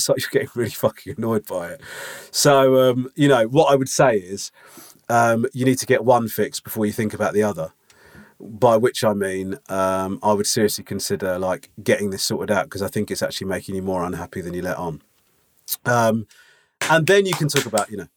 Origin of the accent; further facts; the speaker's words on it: England, United Kingdom; my mum and dad just thought it would help me growing up in England.